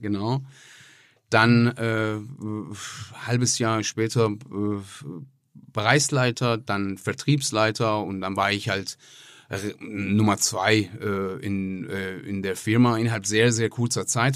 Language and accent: German; Tehran, Tehran Province, Iran; German is a second language; moved away as an adult; also born or lived in Croatia; now in Essen, Germany; ich komme aus dem Iran, äh, bin im Teheran geboren bin ähm, November 98 nach Deutschland gekommen.